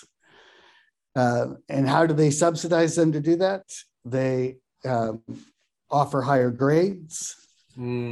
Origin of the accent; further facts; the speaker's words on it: Pacific Northwest, United States; also born or lived in Ellensburg, Washington; I grew up in the Pacific Northwest. My first set of years were actually in Ellensburg, Washington